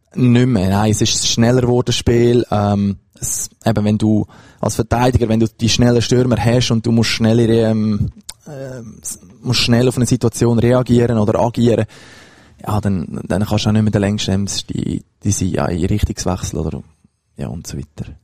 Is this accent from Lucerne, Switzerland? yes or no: yes; between Zug and Lucerne, near Lucerne, Switzerland; ich bin in Buchereien aufgewachsen, das ist in der Nähe von Luzern, also zwischen Zog und Luzern